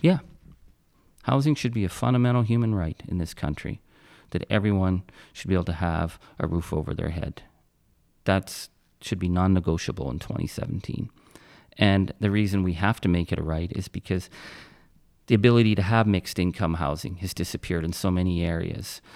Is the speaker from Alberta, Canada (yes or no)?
no; Timmins, Ontario, Canada; I was born in Timmins, Ontario